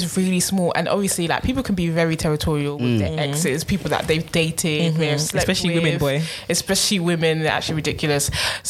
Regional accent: London, United Kingdom; we're from London.

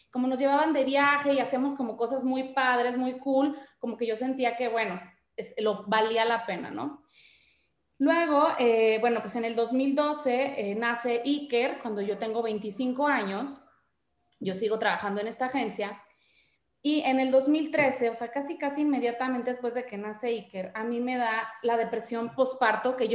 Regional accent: Guadalajara, Jalisco, Mexico; also born or lived in Monterrey; Yo soy de Guadalajara, pero viví muchos años en Monterrey. Hice la secundaria y la prepa allá.

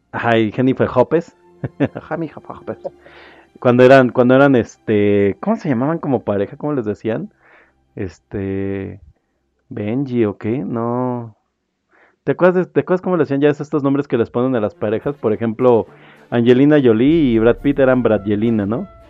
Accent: State of Mexico, Mexico; yo soy mexiquense

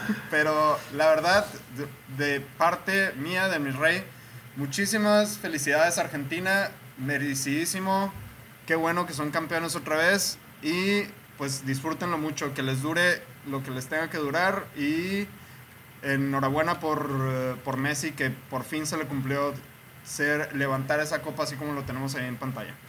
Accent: Mexico; a los que somos mexicanos

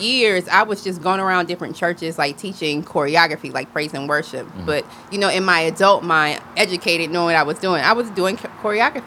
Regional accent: Greenwood, South Carolina, United States; also born or lived in Orangeburg, South Carolina; now in Atlanta, United States; I grew up in Greenwood, South Carolina

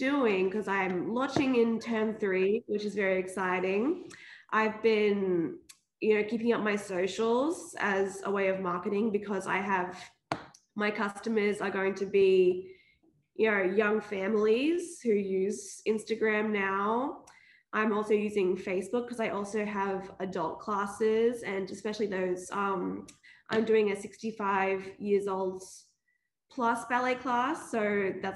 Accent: Brisbane, Queensland, Australia; I'm from Brizzy.

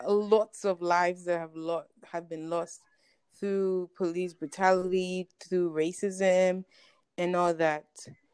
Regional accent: Ghana; I will say that being African, being Ghanaian, you should care because it's literally your brothers and sisters.

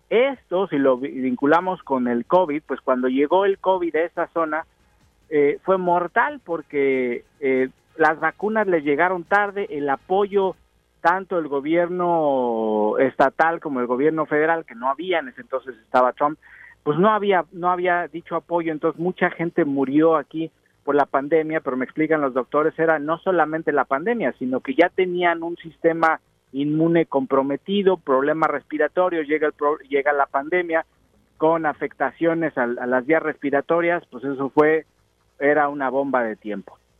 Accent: Mexico; accent: strong Mexican; en inglés y con mi acento muy fuerte de mexicano

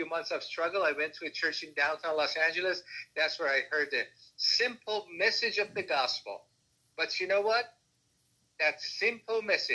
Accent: Iran; moved away as an adult; also born or lived in Tehran; now in United States; I was born in Iran as a Muslim, and I was pretty devout in my early years

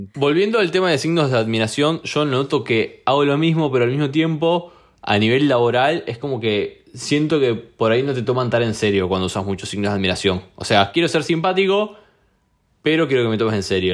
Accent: Rosario, Santa Fe, Argentina

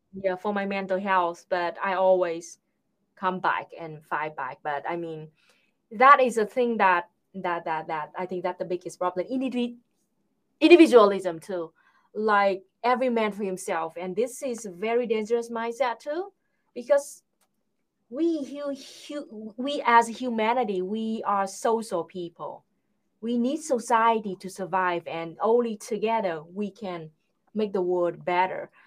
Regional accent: Vietnam; I'm a Vietnamese.

